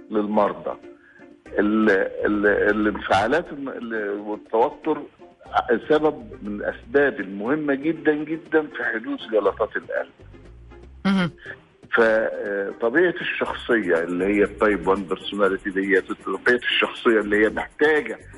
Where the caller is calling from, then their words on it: Dammam, Eastern Province, Saudi Arabia; من السعودية الدمام